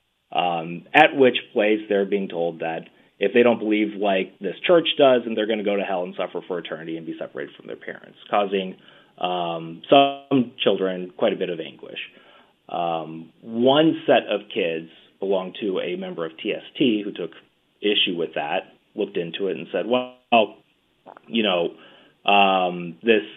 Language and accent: English; the American South, United States; we come from the American South